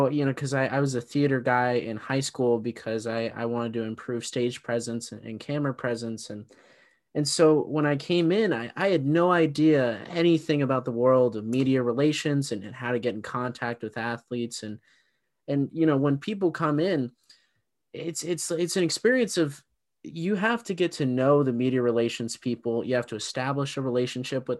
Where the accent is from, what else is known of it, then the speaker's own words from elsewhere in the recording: Bay Area, California, United States; growing up in the Bay Area